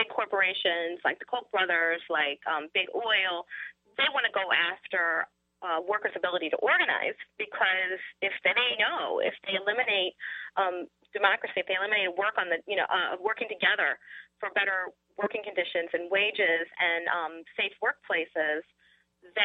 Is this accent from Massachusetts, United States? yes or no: no; St. Louis, Missouri, United States; I grew up in St. Louis, and every morning at the breakfast table, I read the St. Louis Post-Dispatch